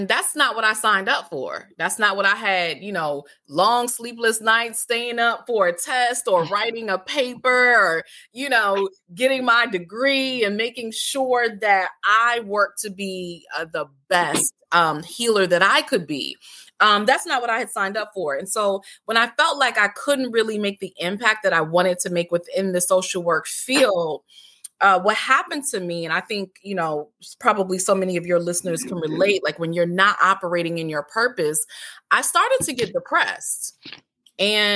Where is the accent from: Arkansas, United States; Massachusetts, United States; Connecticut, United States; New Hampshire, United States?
Connecticut, United States; moved away as an adult; also born or lived in Washington, D.C. / Maryland; now in D.C./Maryland area, United States; I'm originally from Connecticut